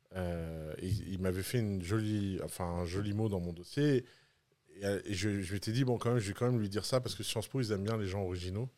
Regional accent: Tours, Centre-Val de Loire, France; also born or lived in Bordeaux; now in Dubai, United Arab Emirates; j'ai grandi à Tours

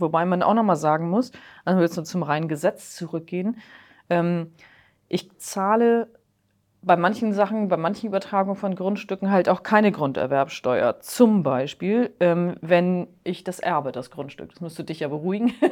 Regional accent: Hamburg, Germany; als Hamburger

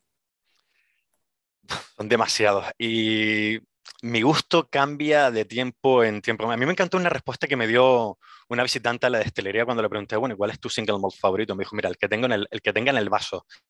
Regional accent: Las Palmas de Gran Canaria, Canary Islands, Spain; moved away as an adult; now in Edinburgh, United Kingdom; soy de Gran Canaria, de Las Palmas de Gran Canaria

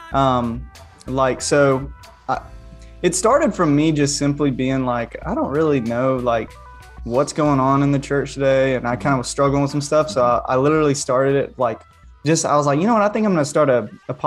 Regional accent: Cordele, Georgia, United States; I grew up in South Georgia. Cordial, Georgia was the watermelon capital of the world.

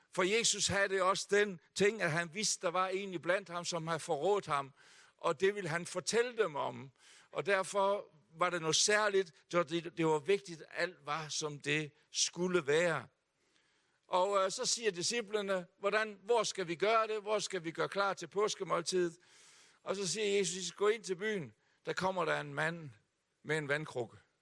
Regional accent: Hjørring, North Denmark Region, Denmark; also born or lived in Aalborg; jeg er født her i Aalborg. Uh, og vi boede her i tre år, inden min far, som var bagermester, havde købt et bageri oppe i Hjørring, så der er jeg vokset op

